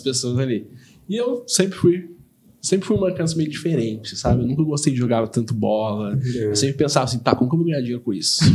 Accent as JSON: {"language": "Portuguese", "town": "Taubaté", "region": "São Paulo", "country": "Brazil", "tie": "born or raised there", "said": "Eu sou nascido, criado em Taubaté"}